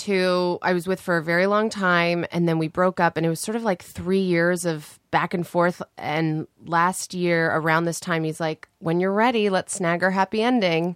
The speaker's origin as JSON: {"language": "English", "country": "Canada", "moved": "as an adult", "lives_now": "Los Angeles, United States", "said": "I'm from Canada"}